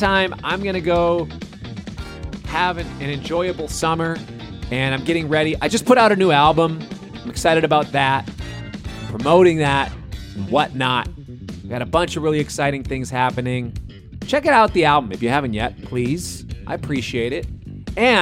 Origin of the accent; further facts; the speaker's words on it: Minneapolis, Minnesota, United States; I'm from Minneapolis